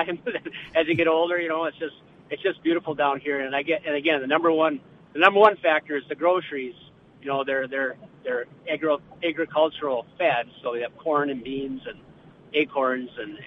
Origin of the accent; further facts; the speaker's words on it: north of Bemidji, northern Minnesota, United States; also born or lived in Brainerd, Minnesota; I grew up hunting in northern Minnesota, up just north of Bemidji